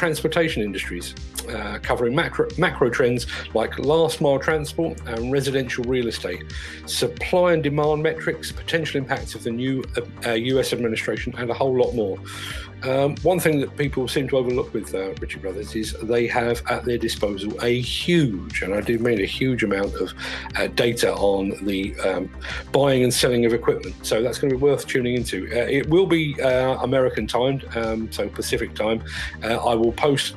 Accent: London, United Kingdom; when I was a child growing up in South London

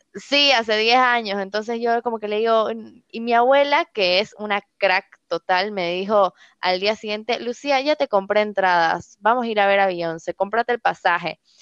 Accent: Santa Cruz de la Sierra, Santa Cruz, Bolivia; toda mi familia es argentina, yo soy la primera boliviana de mi familia, entonces siempre nos íbamos de viaje, o sea, te hablo de viajes súper baratos, nos íbamos en bus desde Santa Cruz a Buenos Aires

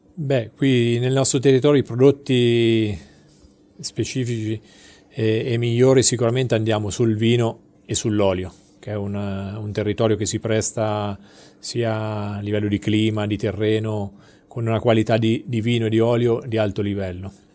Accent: Umbria, Italy; da Umbro

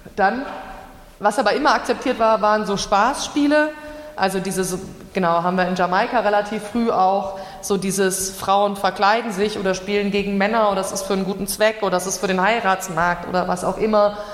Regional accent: Germany; ich als Deutsche

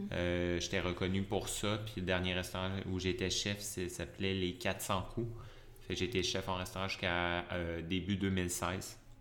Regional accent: Lévis, Quebec, Canada; moved away as an adult; now in Montreal, Canada; je suis originaire de la région de Québec, de mhm. Lévis, la rive sud de Québec. Euh, j'ai resté là pas mal toute mon enfance

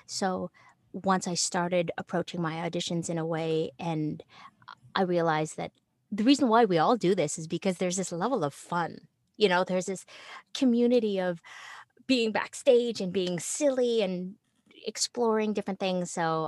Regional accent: Philippines; And since I'm Filipino, I just immediately thought, oh, I can do that.

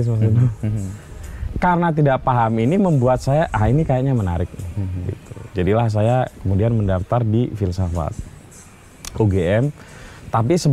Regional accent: Rembang, Central Java, Indonesia; Karena di daerah saya di Rembang itu kan eh, apa ya? Saya ada di satu kecamatan yang relatif tidak baik, tidak ada pondok pesantrennya. Satu-satunya kecamatan yang tidak ada pondok pesantrennya di Rembang.

